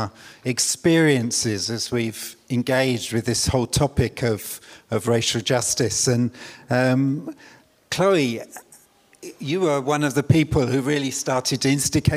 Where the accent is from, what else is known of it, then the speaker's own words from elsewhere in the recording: London, United Kingdom; I was brought up in East London.